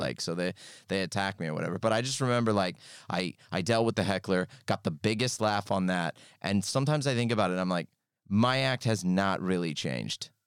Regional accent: California, United States; moved away as an adult; now in United Kingdom; I'm from California

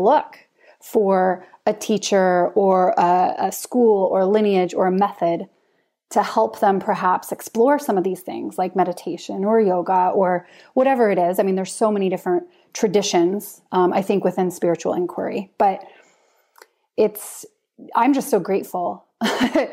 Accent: United States; moved away as an adult; now in Norway; I'm American

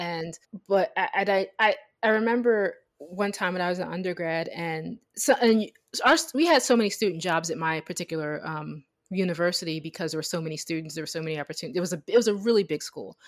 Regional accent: United States; the way I was raised as an American

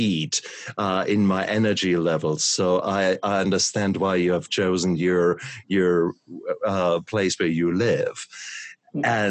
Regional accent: Germany; moved away; So I come from Germany, where we always have yummy, yummy food.

